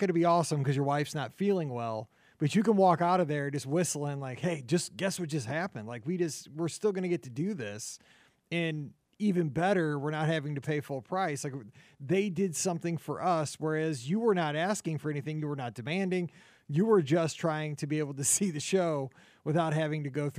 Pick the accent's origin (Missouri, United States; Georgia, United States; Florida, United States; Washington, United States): Missouri, United States; St. Louis; I'm from St. Louis